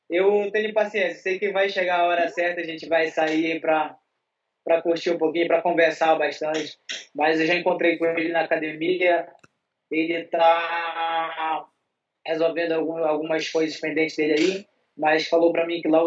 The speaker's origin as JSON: {"language": "Portuguese", "town": "Belém", "region": "Pará", "country": "Brazil", "lives_now": "São Paulo, Brazil", "said": "Eu venho lá de Belém do Pará, o churrascão rola solto lá."}